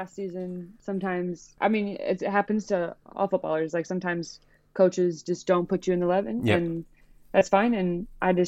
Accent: United States; moved away as an adult; being an American

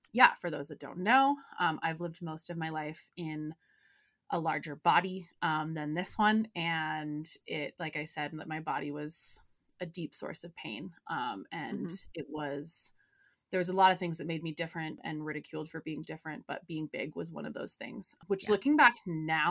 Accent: United States; growing up in Tahoe, like in the outdoors

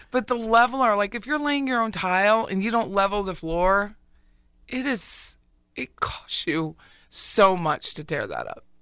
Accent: Pennsylvania, United States; moved away; I'm from Pennsylvania, so we all have basements

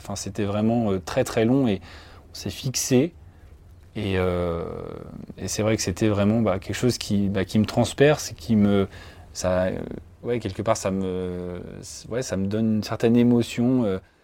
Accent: village about 30 km south of Orléans, Centre-Val de Loire, France; je suis originaire du département du Loiret, euh, donc j'ai grandi à 30 km à peu près au sud d'Orléans, dans un petit village

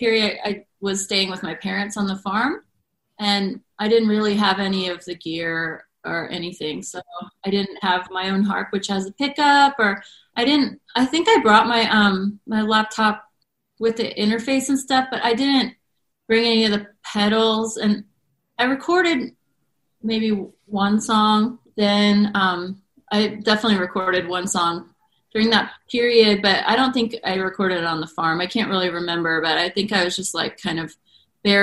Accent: North Carolina, United States; moved away; I'm from North Carolina and my parents live on a farm

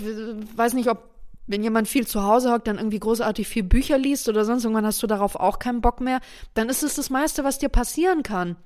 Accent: Germany; bei uns in Deutschland

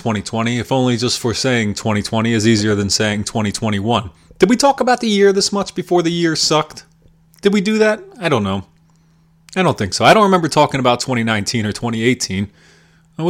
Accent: Pennsylvania, United States; Pennsylvania hardcore band, as it is my home state and scene

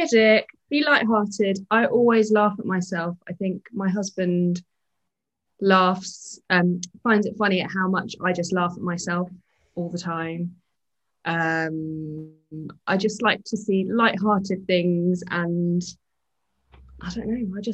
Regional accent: London, United Kingdom; moved away as an adult; also born or lived in Bath, Somerset; now in Somerset, United Kingdom; So I'm originally from London, now based in Somerset.

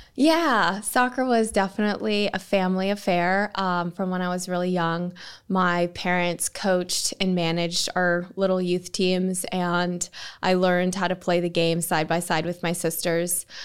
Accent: United States; moved away as an adult; now in Manchester, United Kingdom; as an American

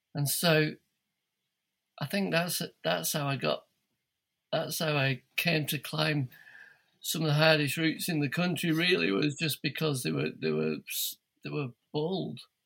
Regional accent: Bolton, North West England, United Kingdom; moved away as an adult; now in Tasmania, Australia; I'm from Bolton, just north of Manchester originally. And I mean, I grew up on the top of Wilton

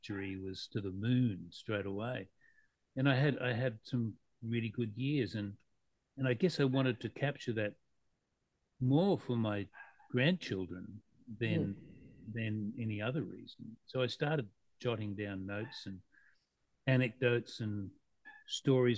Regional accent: Mackay, Queensland, Australia; moved away as an adult; I left my hometown of Mackay

